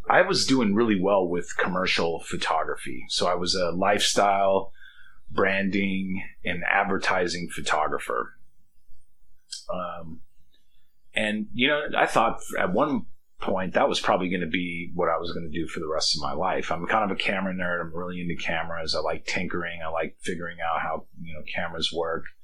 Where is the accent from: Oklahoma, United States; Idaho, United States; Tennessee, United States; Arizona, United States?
Idaho, United States; Caldwell; also born or lived in Boise; Uh, I'm originally from Caldwell, Idaho. We moved to Boise, Idaho in, I don't know, 1985, 1986, when my dad uh, decided to expand the business